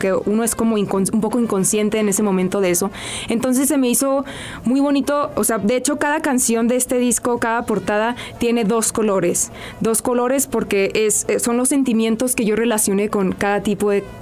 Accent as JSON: {"language": "Spanish", "town": "Hermosillo", "region": "Sonora", "country": "Mexico", "moved": "yes", "lives_now": "Mexico City, Mexico", "said": "yo cuando llegué, yo soy de Hermosillo, Sonora, y cuando llegué a Ciudad de México, la vida me fue metiendo como en rollos espirituales"}